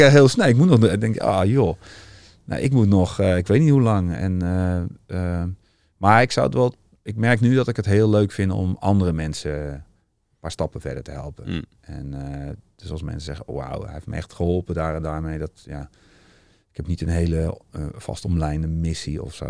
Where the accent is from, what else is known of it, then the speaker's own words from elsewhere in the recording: Utrecht, Netherlands; als echte Utrechter ben ik